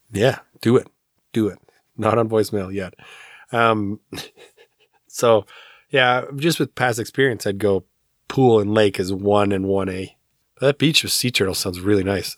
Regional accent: Alberta, Canada; I grew up in Alberta

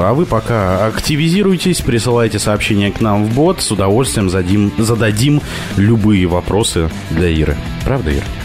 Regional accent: Petropavlovsk-Kamchatsky, Kamchatka Krai, Russia; now in Moscow, Russia; я говорил с Петропавловска-Камчатского

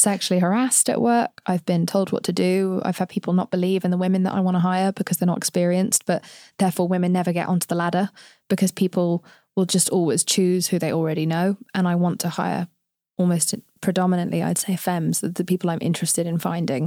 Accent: England, United Kingdom; accent: English; now in United States; I'm from England

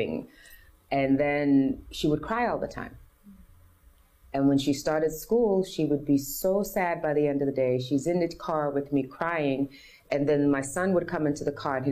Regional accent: New York City, New York, United States; from America, I'm born and raised in New York City.

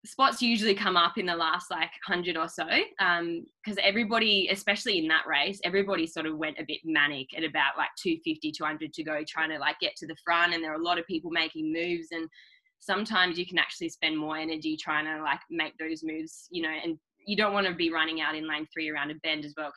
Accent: Launceston, Tasmania, Australia; I'm from Launceston. So yeah, Launceston, Tasmania.

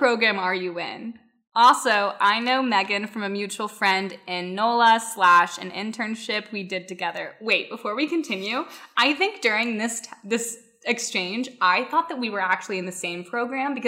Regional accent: Tennessee, United States; moved away as an adult; now in Los Angeles, United States; I am from Tennessee

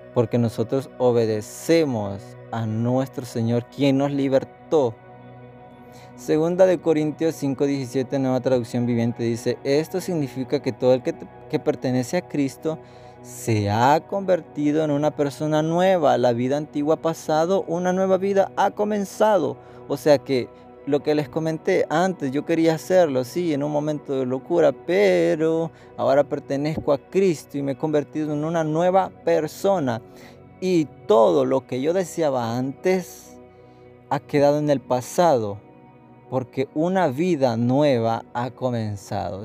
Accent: El Salvador

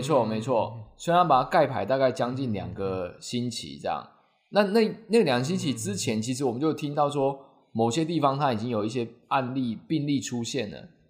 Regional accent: Taiwan; 我们台湾人

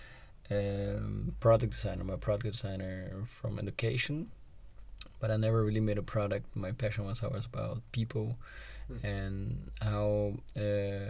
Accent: Brazil; now in Netherlands; I was born in Brazil. Coffee is really in the culture.

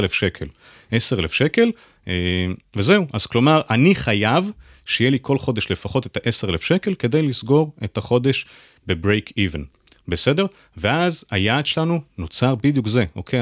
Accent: Jerusalem, Jerusalem District, Israel; now in Tel Aviv, Israel; אני ירושלמי במקור

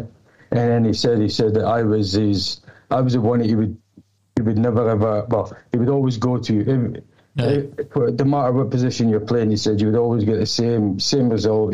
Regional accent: Aberdeen, Scotland, United Kingdom; moved away as an adult; also born or lived in Hull; I grew up in Northfield

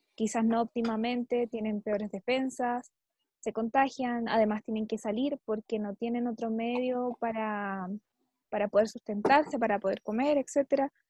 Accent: Chile; nosotros enfrentamos esto como chilenos

